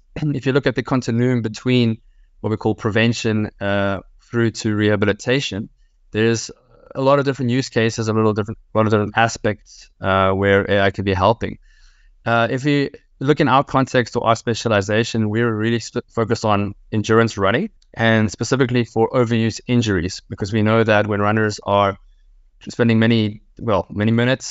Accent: South Africa; now in Leuven, Belgium; I'm South African of origin, but in the last 9 years, I've been in Leuven in Belgium based

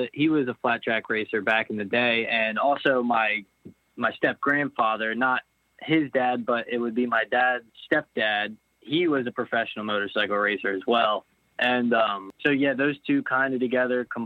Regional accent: East Earl, Pennsylvania, United States; I grew up actually in a small town, East Earl, for the majority of my life

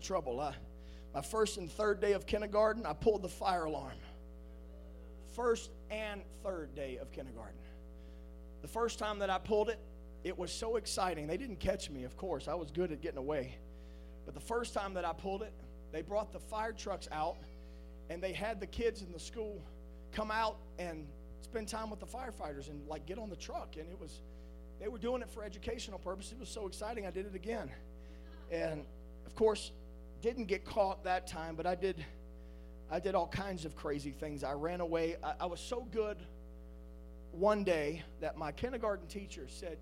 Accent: South Louisiana, United States; I was born on June 28th, 1982, in a hospital in South Louisiana. As a young child, my parents can attest to this, I was a Cajun's Cajun

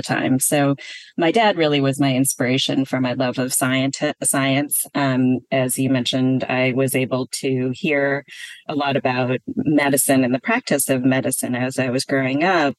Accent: a suburb outside of Milwaukee, Wisconsin, United States; moved away as an adult; also born or lived in Berkeley, California; I was born and raised in Wisconsin in a suburb outside of Milwaukee.

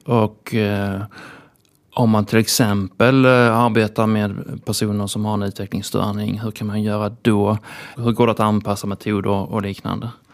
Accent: Lund, Skåne, Sweden; Eftersom jag kommer från Lund så då är man ju lite sådär kusinen från landet

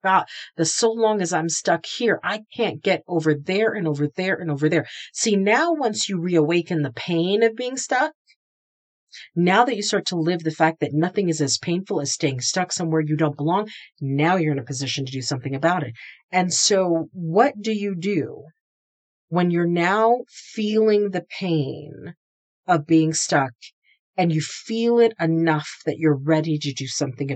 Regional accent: New England, United States; also born or lived in the South; I'm an East Coaster, so I'm from New England

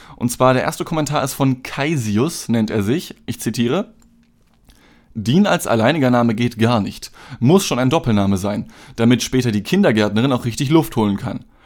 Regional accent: Germany; ich bin halt in Deutschland geboren

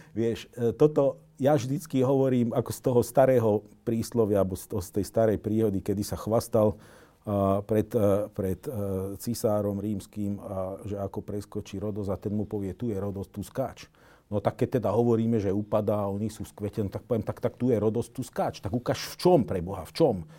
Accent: Slovakia; Slovák, Slovan, ja sa za to nehambím.

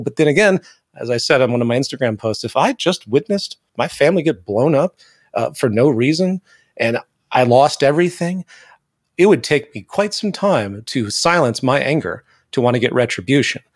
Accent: the American South, United States; I grew up in the South, the American South

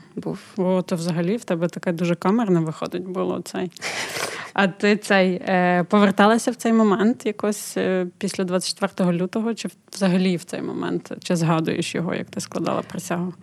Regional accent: Ukraine; Ми з України

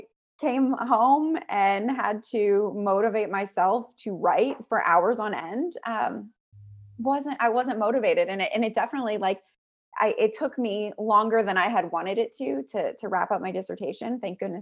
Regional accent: Pittsburgh, Pennsylvania, United States; moved away; also born or lived in Auburn; I was born in Pittsburgh as well

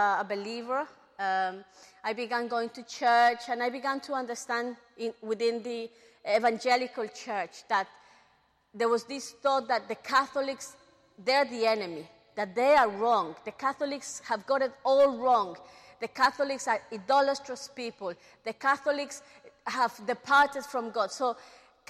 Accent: London, United Kingdom; we are growing up in England, especially in London

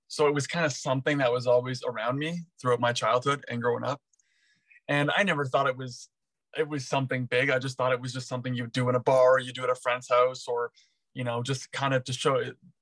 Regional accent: Eastern Townships, Quebec, Canada; The Eastern Townships.

